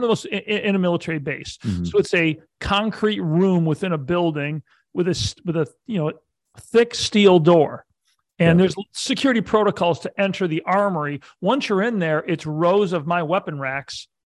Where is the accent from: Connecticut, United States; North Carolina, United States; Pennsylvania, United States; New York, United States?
New York, United States; outside of Buffalo, Western; also born or lived in California / Syracuse, New York; I grew up in Western New York outside of Buffalo.